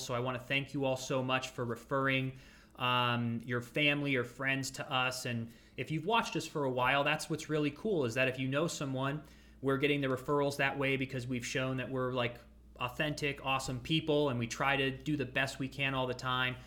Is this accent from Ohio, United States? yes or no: yes; Ashtabula, Ohio, United States; moved away as an adult; also born or lived in Los Angeles, California; I grew up in Ashtabula, Ohio. So that's the northeastern part of Ohio